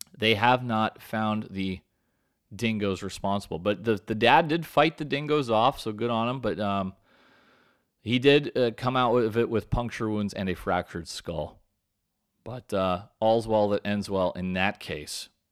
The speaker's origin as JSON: {"language": "English", "country": "United States", "said": "I'm American through and through"}